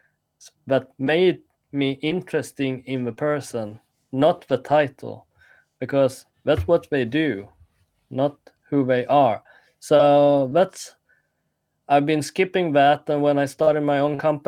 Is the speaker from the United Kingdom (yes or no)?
no; Sweden; when I grew up here in Sweden